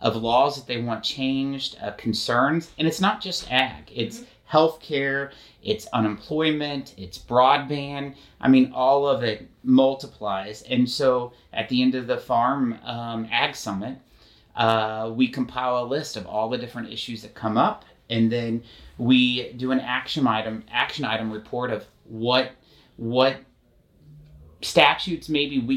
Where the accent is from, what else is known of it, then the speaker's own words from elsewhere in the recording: Salem, Missouri, United States; My hometown is Salem. Population less than 5,000. That's where my family's been for seven generations